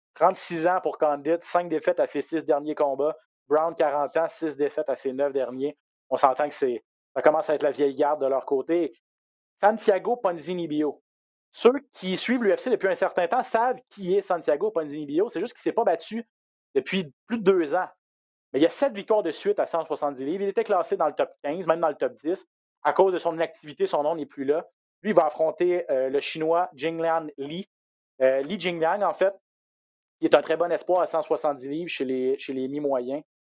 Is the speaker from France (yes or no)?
no; Quebec, Canada; chez nous au Québec